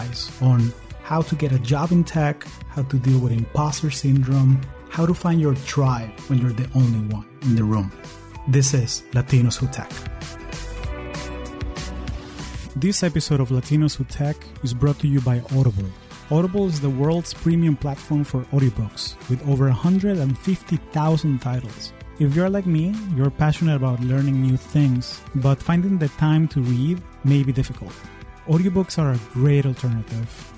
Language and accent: English; Caracas, Capital District, Venezuela; now in Silicon Valley, United States; I am originally from Caracas, Venezuela, and I've been calling the U.S. home for the last 20 years